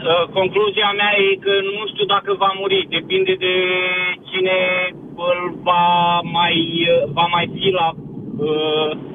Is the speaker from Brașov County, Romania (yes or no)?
no; Piatra Neamț, Neamț County, Romania; now in The Hague, Netherlands; sunt din Piatra Neamț și locuiesc în Haga